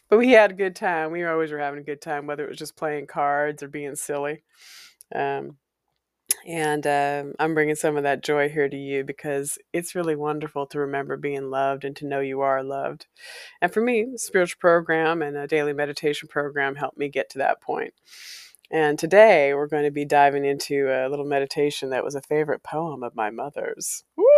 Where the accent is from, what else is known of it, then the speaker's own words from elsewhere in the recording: Walla Walla, Washington, United States; the house on Valencia Street is a place I grew up in Walla Walla.